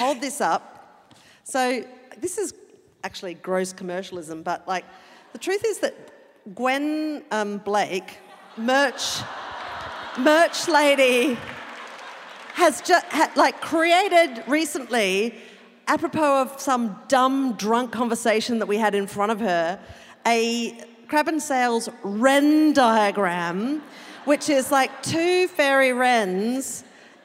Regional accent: Adelaide, South Australia, Australia; I'm from Adelaide

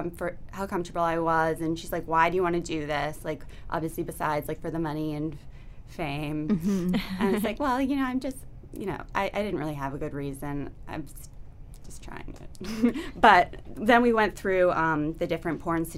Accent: Boston, Massachusetts, United States; moved away; I'm from Boston.

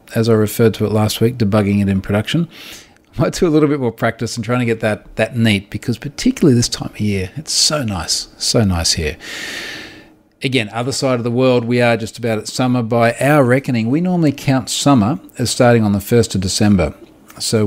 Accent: Australia; I'm an Australian and I'm on the other side of the world

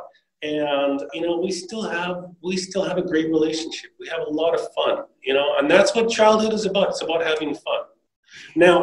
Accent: Canada; moved away as an adult; also born or lived in South coast of New South Wales, Australia; now in Australia; I grew up in Canada, and then I moved to Australia with my wife.

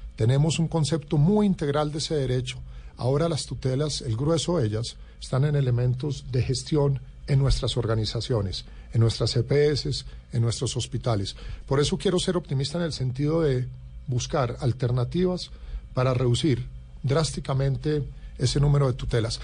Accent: Colombia; como colombiano

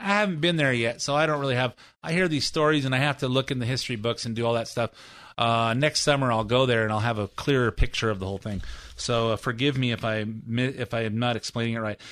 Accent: United States; I'm American

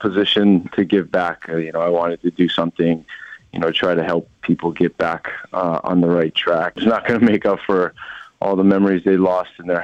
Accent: Oahu, Hawaii, United States; moved away; I grew up on Oahu, a neighboring island.

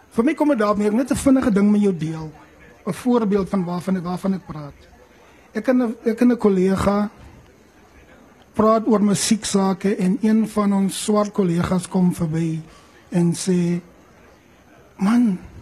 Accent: Eastern Cape, South Africa; ons in die Ooskaap groot geword

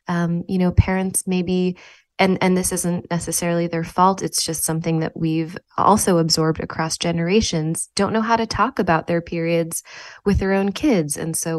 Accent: New Haven, Connecticut, United States; And this is so far from the way that I grew up in New Haven, Connecticut.

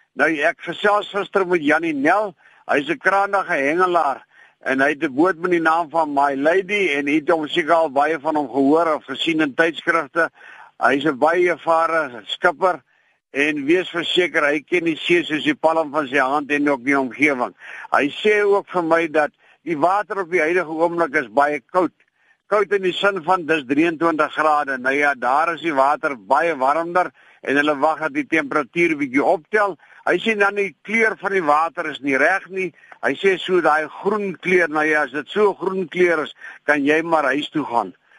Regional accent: Klein Brak River, Western Cape, South Africa; waar ek groot geword het in Kleinbrak rivier se omgewing

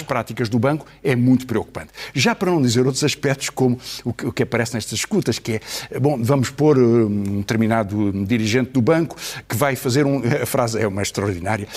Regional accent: Portugal; os 10 milhões de portugueses, um pouco mais de 10 milhões que somos

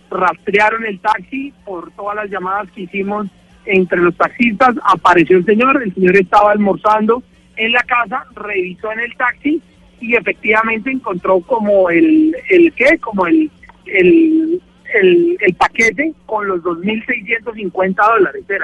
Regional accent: Cúcuta, Norte de Santander, Colombia; ese señor nos representó a nosotros como colombianos, como cucuteños

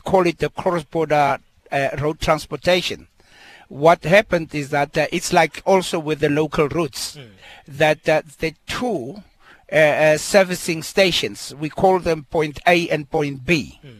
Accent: South Africa

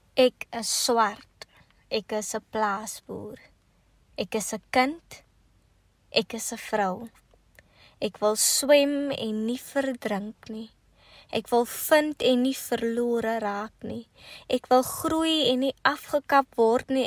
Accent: Kakamas, Northern Cape, South Africa; also born or lived in Potchefstroom; Ek kom van Agenhuis in die Noord-Kaap

